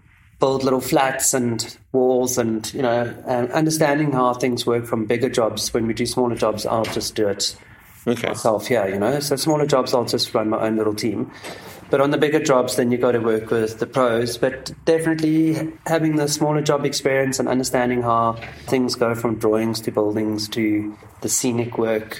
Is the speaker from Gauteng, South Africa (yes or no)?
no; Grahamstown, Eastern Cape, South Africa; moved away; I come from Grahamstown in the Eastern Cape, so it's quite an arty town.